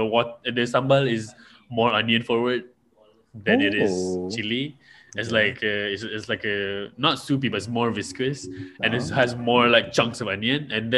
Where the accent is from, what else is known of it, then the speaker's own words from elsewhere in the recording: Johor, Malaysia; I'm from Johor.